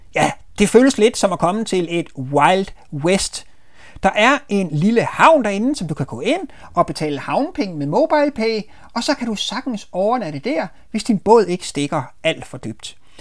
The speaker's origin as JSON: {"language": "Danish", "town": "Marstal", "region": "Southern Denmark", "country": "Denmark", "tie": "born or raised there", "said": "Marstal nede på Ærø, for det er jo der, at jeg er født og opvokset."}